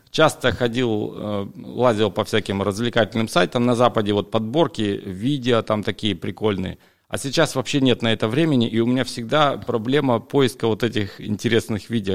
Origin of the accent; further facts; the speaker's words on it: Siberia, Russia; also born or lived in Jacksonville, Florida, United States; в моей Сибири, в родной, там, где у меня родители